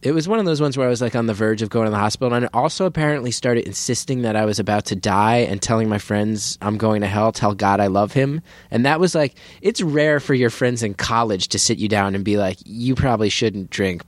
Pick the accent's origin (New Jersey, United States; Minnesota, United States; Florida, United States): New Jersey, United States; born or raised there